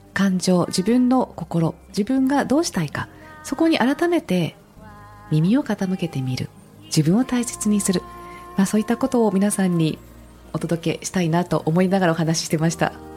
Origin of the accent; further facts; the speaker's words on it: Yokohama, Kanagawa, Japan; 横浜で育ったので